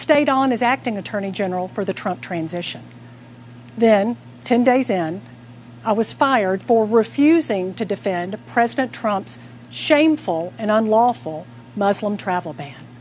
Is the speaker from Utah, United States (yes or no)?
no; Atlanta, Georgia, United States; I'm here in my hometown of Atlanta